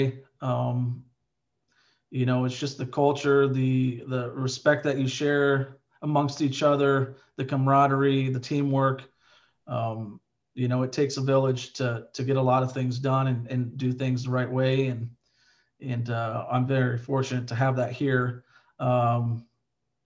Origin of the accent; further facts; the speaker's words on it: Southern Iowa, United States; I grew up in Southern Iowa, graduated with 42 kids.